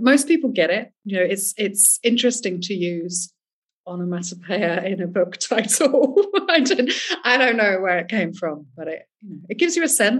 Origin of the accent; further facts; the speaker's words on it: England, United Kingdom; accent: English; also born or lived in France; now in Spain; I grew up in England, but I was born in France. I am here on a German passport. My family's Swiss. I lived in seven countries before I was seven.